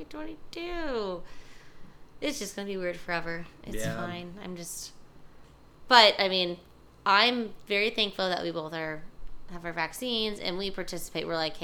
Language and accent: English; Springfield, Missouri, United States; moved away; my hometown of Spring, Vegas